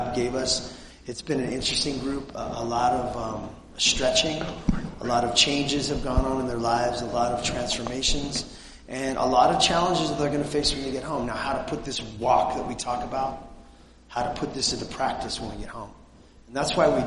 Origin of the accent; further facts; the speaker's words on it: Southern California, United States; we come from Southern California, the People's Republic of California